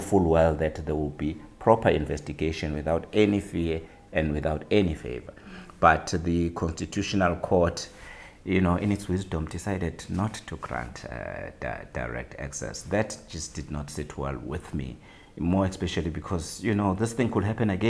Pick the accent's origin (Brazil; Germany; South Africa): South Africa; as a South African who never studied law for a single day